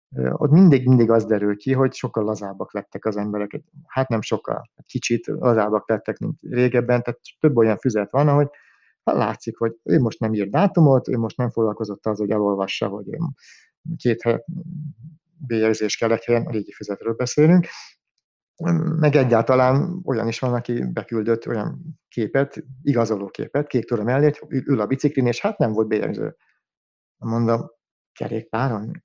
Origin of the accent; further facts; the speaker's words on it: Budapest, Hungary; bár messze van tőlem budapesti lévén